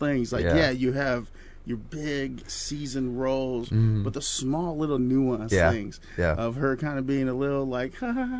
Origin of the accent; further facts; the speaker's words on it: Chicago, Illinois, United States; I didn't grow up in New York, but I grew up in Chicago where I'd have the corner store.